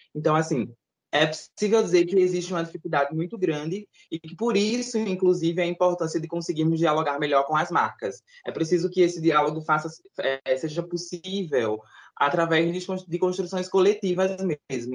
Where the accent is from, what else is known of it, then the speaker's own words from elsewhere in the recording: Recife, Pernambuco, Brazil; sou aqui de Recife.